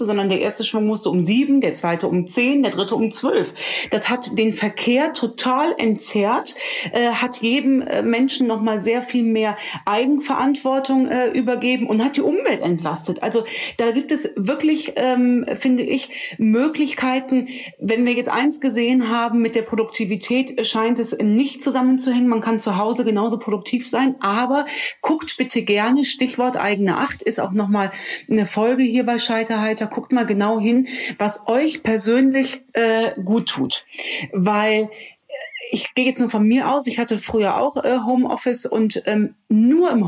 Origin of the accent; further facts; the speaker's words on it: Rhineland, Germany; Als Rheinländerin spreche ich hier mit einem Hamburger.